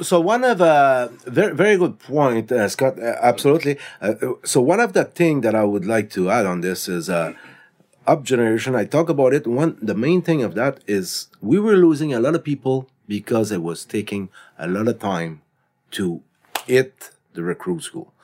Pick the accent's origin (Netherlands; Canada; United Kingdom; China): Canada; we are Canadian citizen.